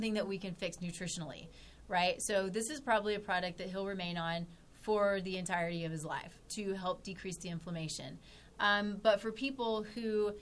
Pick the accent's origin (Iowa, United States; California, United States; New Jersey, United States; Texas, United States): Texas, United States; moved away; I'm from Texas